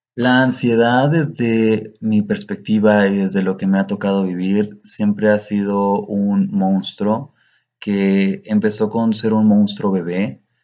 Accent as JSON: {"language": "Spanish", "town": "Cuauhtémoc", "region": "Chihuahua", "country": "Mexico", "tie": "born or raised there", "said": "en Cuauhtémoc, de donde soy originario, una ciudad, una pequeña localidad que me vio crecer"}